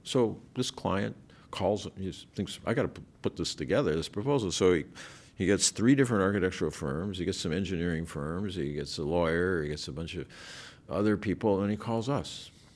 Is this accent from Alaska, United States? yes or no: yes; Alaska, United States; moved away as an adult; I grew up in Alaska